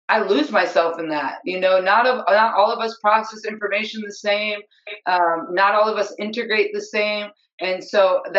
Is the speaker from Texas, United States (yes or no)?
no; upstate New York, United States; I'm from upstate New York